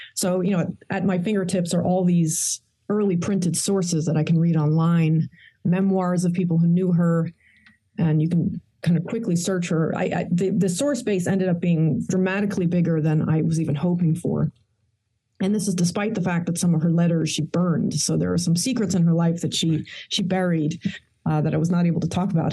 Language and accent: English; New York City, New York, United States; I was born in actually Queens, New York. My parents are rather ordinary